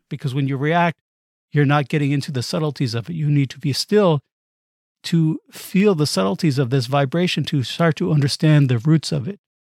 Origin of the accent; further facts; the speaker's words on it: United States; I'm American